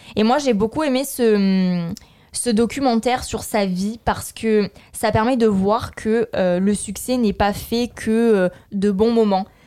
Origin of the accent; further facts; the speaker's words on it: France; Moi, en tant que Française